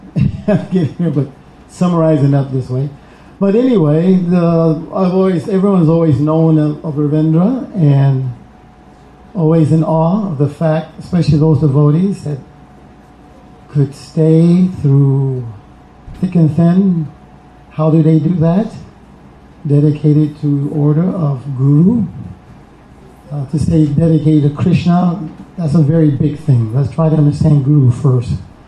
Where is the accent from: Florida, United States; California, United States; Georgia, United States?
Georgia, United States; Atlanta; I'm from Atlanta, so you know, we have another set of gurus down there.